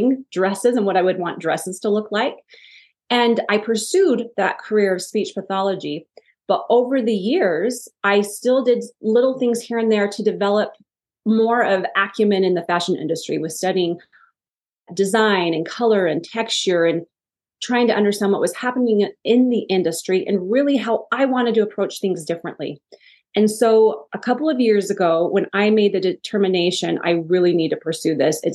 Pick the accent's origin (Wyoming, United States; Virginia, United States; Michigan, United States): Wyoming, United States; I grew up in Wyoming